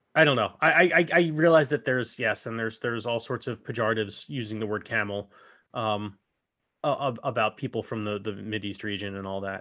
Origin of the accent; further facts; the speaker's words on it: United States; I am an American